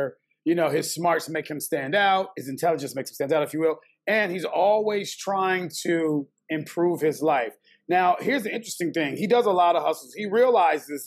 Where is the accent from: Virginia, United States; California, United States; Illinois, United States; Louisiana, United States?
Illinois, United States; Chicago; I'm from Chicago, born and bred